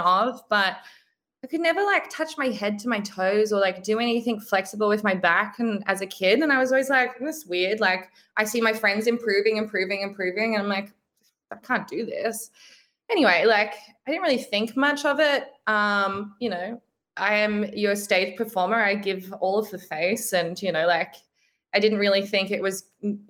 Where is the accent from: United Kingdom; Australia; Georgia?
Australia; Brisbane, Queensland; I'm from Brisbane. So I like, that's kind of home